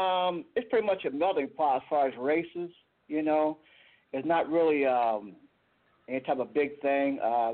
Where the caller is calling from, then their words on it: Toledo, Ohio, United States; also born or lived in Tulsa, Oklahoma; I'm calling from Toledo, Ohio.